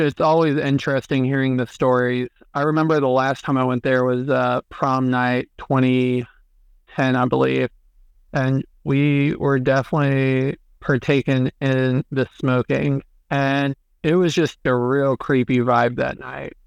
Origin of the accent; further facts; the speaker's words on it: near the Appalachians, United States; growing up near the Appalachians is uh, there's a mm-hmm. lot of really cool places to check out, not just in southwestern Virginia